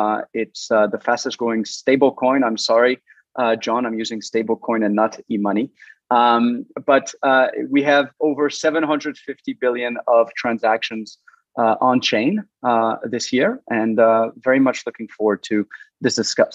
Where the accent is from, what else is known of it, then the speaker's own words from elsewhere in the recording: Switzerland; also born or lived in France; now in Washington, D.C., United States; I was born in France, raised in Switzerland, and I'm participating today from Washington, D.C.